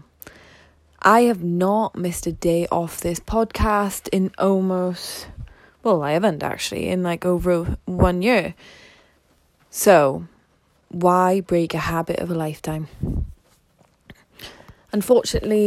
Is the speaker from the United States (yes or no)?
no; the Valleys, South Wales, United Kingdom; I'm from South Wales, the valleys